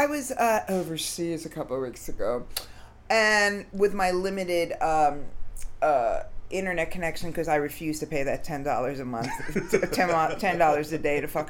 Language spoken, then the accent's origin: English; Long Island, New York, United States; now in Brooklyn, United States; I grew up in Long Island, born in New York. I live right near Barclays.